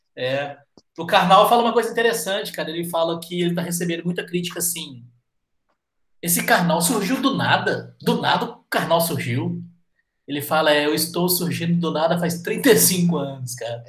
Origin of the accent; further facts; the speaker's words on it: Minas Gerais, Brazil; como bom mineiros que somos